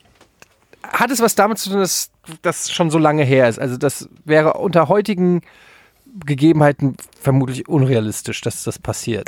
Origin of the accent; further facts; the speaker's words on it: Frankfurt, Hesse, Germany; als Frankfurter, als Eintracht-Fan